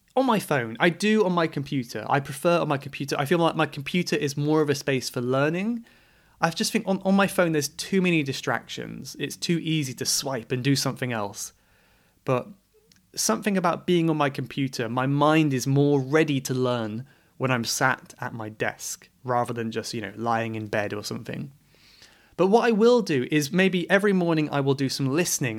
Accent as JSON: {"language": "English", "region": "England", "country": "United Kingdom", "said": "I am English"}